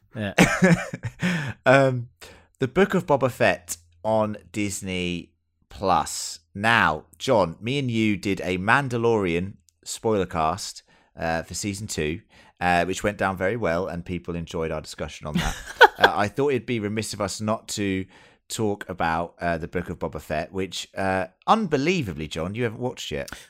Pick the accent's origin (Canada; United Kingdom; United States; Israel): United Kingdom; England; As an English person